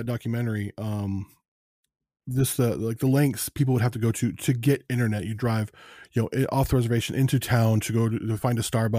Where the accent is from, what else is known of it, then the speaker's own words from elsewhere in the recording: Phoenix, Arizona, United States; also born or lived in Las Vegas, Nevada / southern Oregon; now in Oregon, United States; I lived around there. I lived, I was born in Phoenix, Arizona, and I lived in Las Vegas for years.